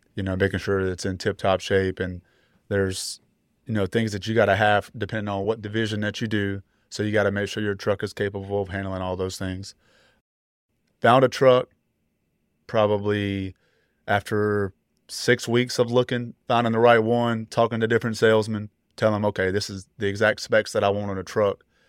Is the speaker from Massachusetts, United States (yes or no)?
no; Greensboro, North Carolina, United States; I'm from the Greensboro, North Carolina area.